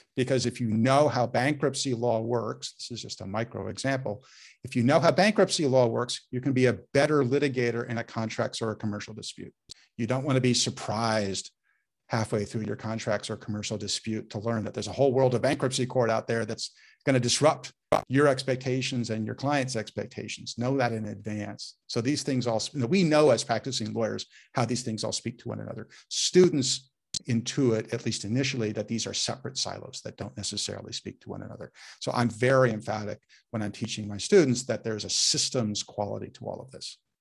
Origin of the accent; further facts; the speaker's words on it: Menlo Park, California, United States; I grew up in Menlo Park